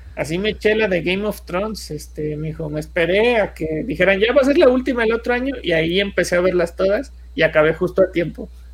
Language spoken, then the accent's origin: Spanish; Mexico; somos buenos los mexicanos